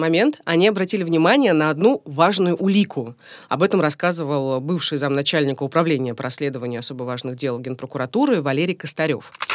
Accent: Rostov-on-Don, Rostov Oblast, Russia; now in Moscow, Russia; сама я, между прочим, из Ростова-на-Дону.

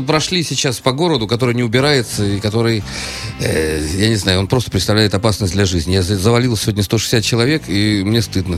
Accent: Saint Petersburg, Russia; Я питерский человек, я музыкант, я директор. Ну, я просто обычный правильный петербуржец

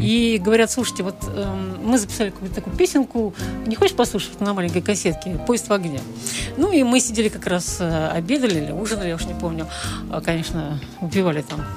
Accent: Volgograd, Volgograd Oblast, Russia; moved away as an adult; now in Saint Petersburg, Russia; я родилась в Сталинграде, кстати, в Сталинграде

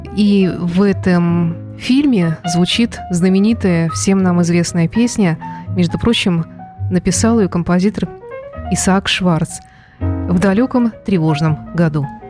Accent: Saint Petersburg, Russia; ленинградкой, да, потому что я выросла в Ленинграде

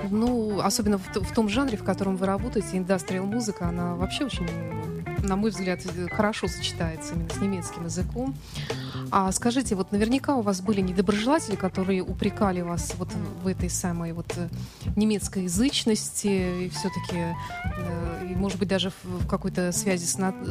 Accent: Germany; born there; Ну, я сама родилась в Германии, изучала э, всю жизнь немецкий язык

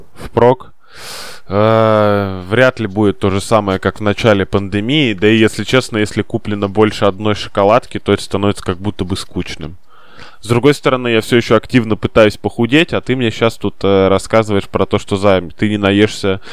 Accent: Saint Petersburg, Russia; мы с тобой петербуржцы

